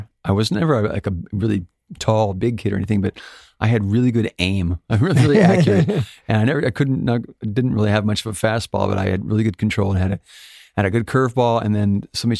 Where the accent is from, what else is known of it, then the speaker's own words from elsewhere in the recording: Alaska, United States; I guess I was born in Alaska, but born and raised in a little town outside of Fairbanks, which is Fairbanks is the second largest city in Alaska.